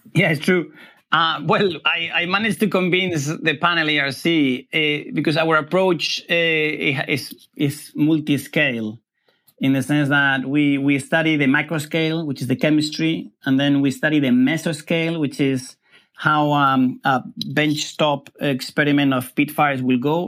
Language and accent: English; Spain; moved away; I come from Spain